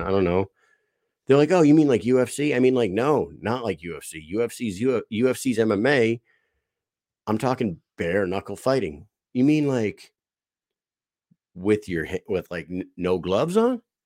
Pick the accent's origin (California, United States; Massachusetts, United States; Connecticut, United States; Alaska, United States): Connecticut, United States; Southeast; I'm from Southeast Connecticut.